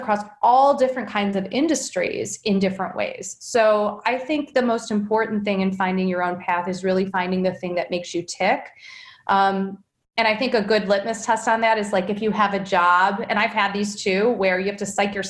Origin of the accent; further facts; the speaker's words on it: Cleveland, Ohio, United States; also born or lived in Boston; I grew up here in Cleveland